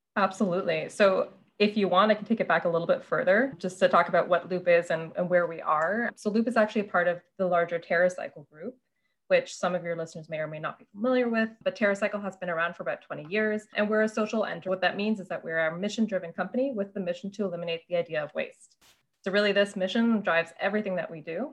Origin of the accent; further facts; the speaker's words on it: Canada; also born or lived in Germany; now in Toronto, Canada; growing up in Canada